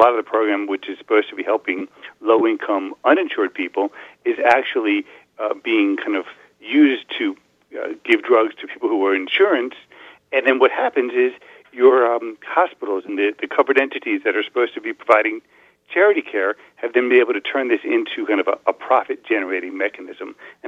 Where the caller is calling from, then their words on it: Falls Church, Virginia, United States; I'm calling you from Falls Church, Virginia.